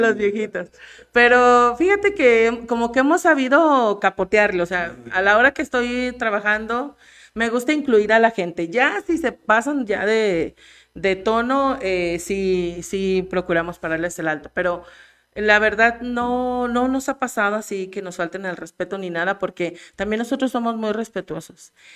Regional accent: Aguascalientes, Mexico; moved away as an adult; also born or lived in Mexico City; now in Jalpa, Mexico; yo soy originaria de la Ciudad de México. Y, pero de muy niña me mudé a Aguascalientes

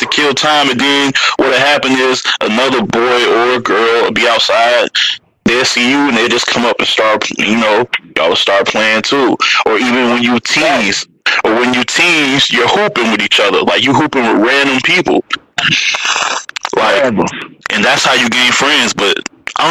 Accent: Detroit, Michigan, United States; also born or lived in Mississippi; I was born in Mississippi. I moved here real early. I'm still Detroit by heart, though. I was only there when I was like one. So, but I'm a Detroiter at heart.

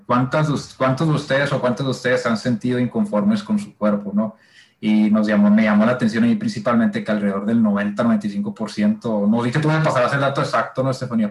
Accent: Sonora, Mexico; somos de la misma ciudad, ¿no? Somos acá de Sonora

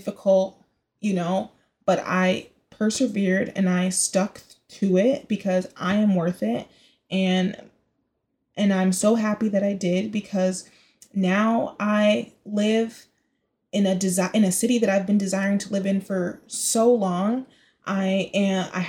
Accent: Bay Area, California, United States; also born or lived in Chicago; now in New York City, United States; I'm the Bay Area to my core, like, my roots

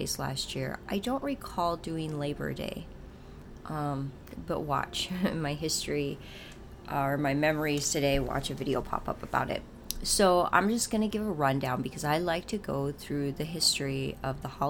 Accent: North Dakota, United States; I'm from North Dakota

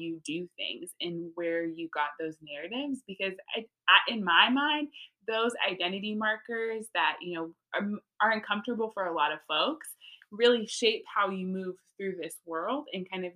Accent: Texas, United States; also born or lived in California; now in North Carolina, United States; born and raised in Texas

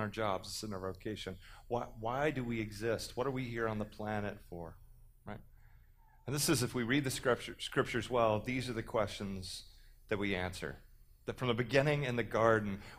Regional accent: Texas, United States; I'm from Texas.

